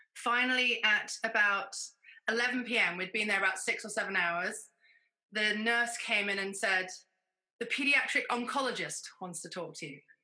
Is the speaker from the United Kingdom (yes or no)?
yes; United Kingdom; now in United States; I'm a Brit, but I live in America.